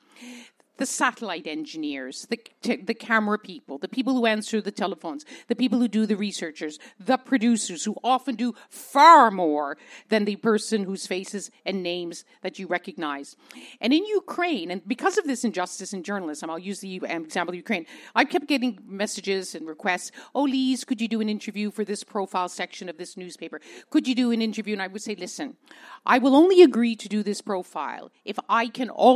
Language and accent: English; Canada; I'm a Canadian